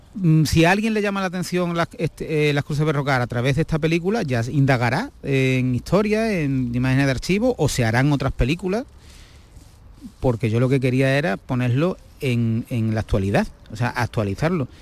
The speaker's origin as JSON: {"language": "Spanish", "town": "Gibraleón", "region": "Andalusia", "country": "Spain", "said": "yo, que soy de Gibraleón, de la provincia de Huelva"}